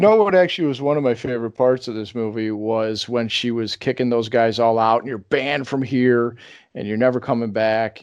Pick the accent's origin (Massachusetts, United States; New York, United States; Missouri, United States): New York, United States; Rochester; they do something like that in my hometown. There's uh, Kodak is uh, from there, and they have the big Kodak Tower